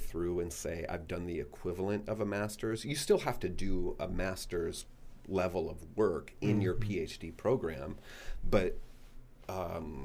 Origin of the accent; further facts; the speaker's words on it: Iowa, United States; moved away; I did the University of Iowa because I was from Iowa and they're my backyard.